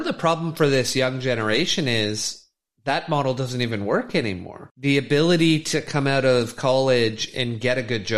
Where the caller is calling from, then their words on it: Vancouver, British Columbia, Canada; And I'm speaking from Canada, Vancouver